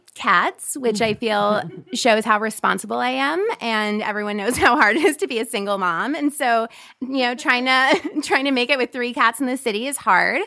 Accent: West Palm Beach, Florida, United States; moved away; I grew up in Florida

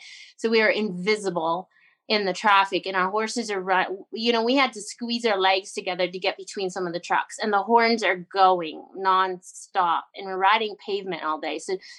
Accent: Canada; I grew up on the Alaska Highway.

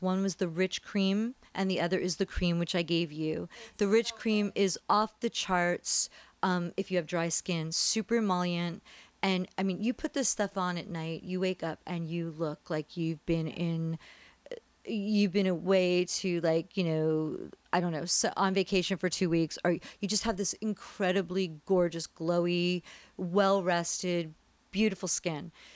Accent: New Jersey, United States; also born or lived in New York; now in California, United States; I'm from New Jersey. I was born in New York

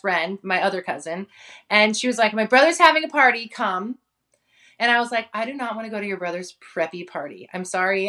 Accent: San Francisco Bay Area, California, United States; also born or lived in Hawaii; grew up in Hawaii until I was about eleven, and then I moved to the Bay Area, and that's that's kinda where I grew up, in the San Francisco Bay Area

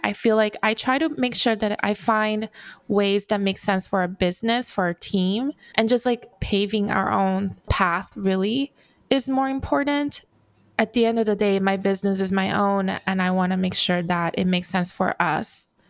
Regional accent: Brazil; now in Los Angeles, United States; So I am also an immigrant. I immigrated from Brazil to Los Angeles. Grew up with a single mom who worked so many jobs to make it work.

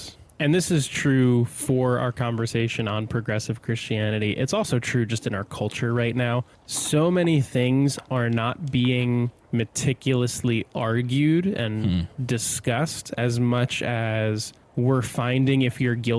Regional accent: New Jersey, United States; I grew up in New Jersey. It's a super Catholic state.

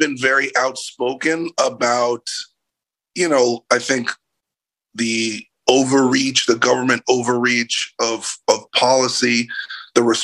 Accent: New York City, New York, United States; moved away; also born or lived in Los Angeles; I'm from New York City originally, and I lived in LA for like 16 years

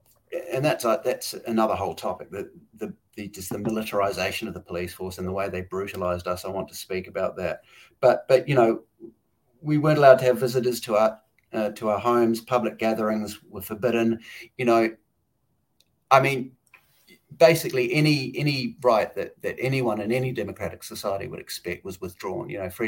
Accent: New Zealand; Jacinda Ardern from my home country, New Zealand.

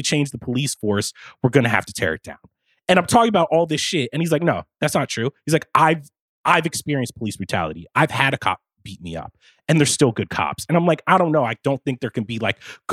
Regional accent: the North, United States; We're all from the North

